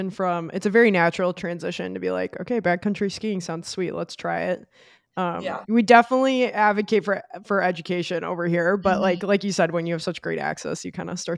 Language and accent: English; Colorado, United States; so growing up in Colorado, like it's the playground of all of the sports we love to do.